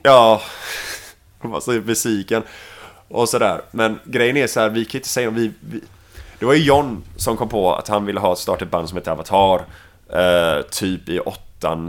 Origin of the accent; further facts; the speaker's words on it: Mölndal, Västra Götaland, Sweden; accent: Gothenburg (göteborgska) / Mölndal; på svenska så pratar jag göteborgska.